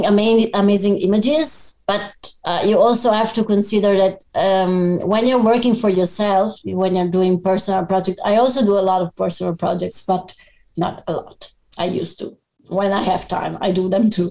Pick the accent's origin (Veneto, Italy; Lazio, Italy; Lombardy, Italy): Veneto, Italy; Padua; also born or lived in Abano Terme; I was born in Padua